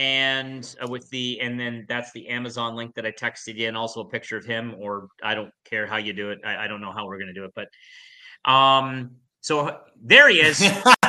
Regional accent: Canada; Come on. We're Canadian. Let's go.

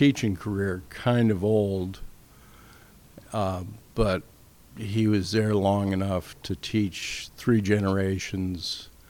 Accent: Chicago, Illinois, United States; also born or lived in Philadelphia; Raised mostly in the Chicago area

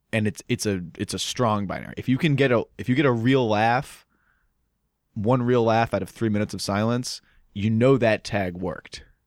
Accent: Holliston, Massachusetts, United States; I'm from Holliston

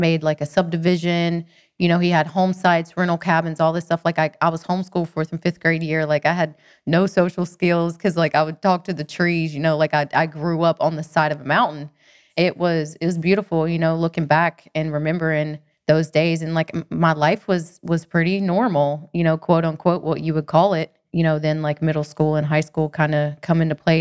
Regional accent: Cherokee, North Carolina, United States; also born or lived in Athens, Georgia; I'm from the mountains in North Carolina.

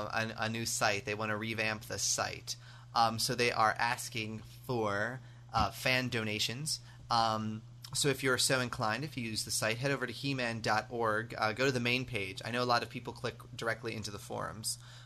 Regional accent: United States; accent: American; But to people overseas, I obviously sound American.

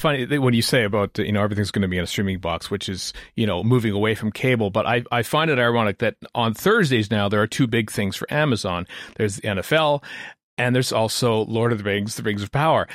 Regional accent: Canada; as a Canadian

